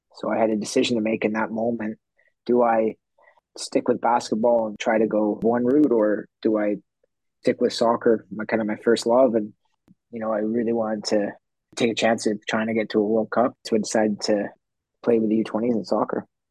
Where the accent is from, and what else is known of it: Canada